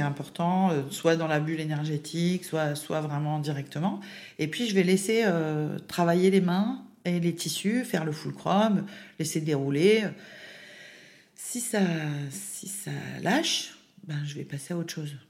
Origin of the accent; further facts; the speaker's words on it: Baume-les-Dames, Bourgogne-Franche-Comté, France; moved away as an adult; also born or lived in Besançon; now in Lyon, France; l'Est de la France. Donc, euh, je viens de Baume-les-Dames, le pays de la cancoyotte